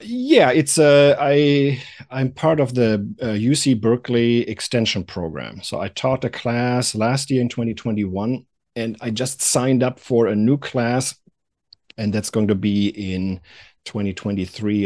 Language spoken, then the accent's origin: English; Germany; moved away as an adult; also born or lived in Atlanta; now in United States; I'm originally from Germany. And I came to the United States in the, uh, late nineties